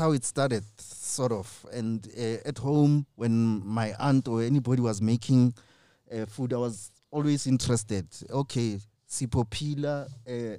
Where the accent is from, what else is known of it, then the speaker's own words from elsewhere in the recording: Kagiso, Gauteng, South Africa; I grew up in Kagiso, Kolusham